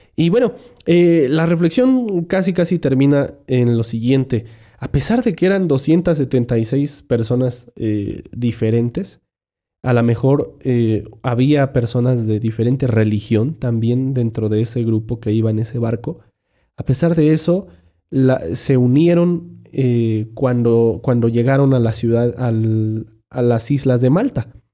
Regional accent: Mexico; Esos somos los mexicanos

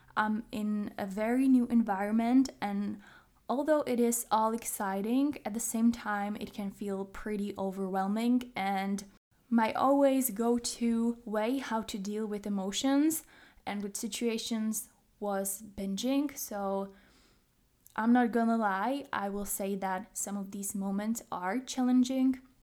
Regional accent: Czechia; English is a second language; I am from the Czech Republic, if you didn't know. So English is not my native language

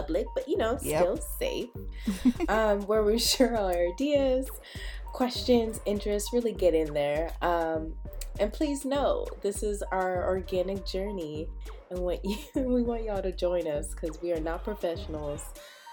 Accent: the Bay Area, California, United States; really got brought up in the Bay

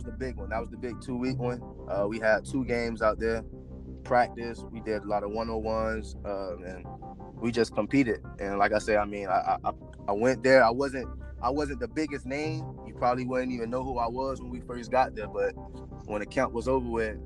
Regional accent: Florida, United States; I'm from Florida, kind of close to home

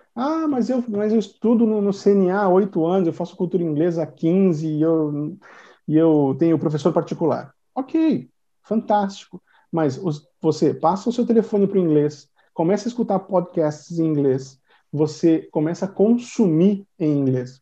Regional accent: Brazil; first language Portuguese; I am from Brazil. My first language is Portuguese

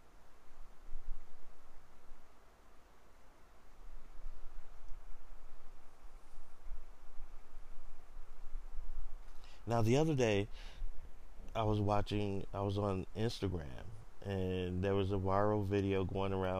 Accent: the South, United States; Especially growing up in the South. Growing up as a black man in the South in America

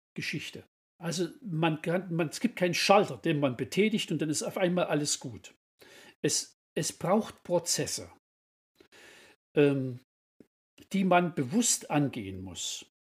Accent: Kirchberg, Saxony, Germany; ich komme also aus Kirchberg in Sachsen

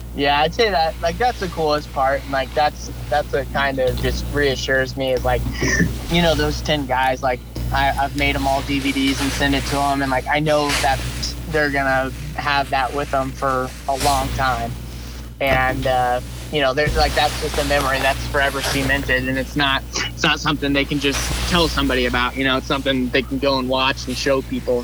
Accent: Northeast Missouri, United States; I grew up in Northeast Missouri. I've lived where I go to college in my hometown. Okay. Um, so I've always lived here in Northeast Missouri

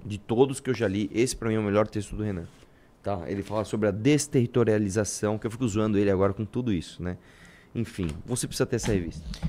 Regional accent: Brazil

